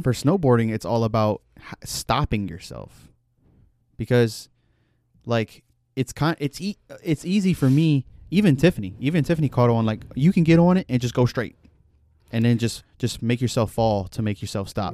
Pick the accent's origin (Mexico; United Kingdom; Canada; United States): United States; Louisiana; I'm from Louisiana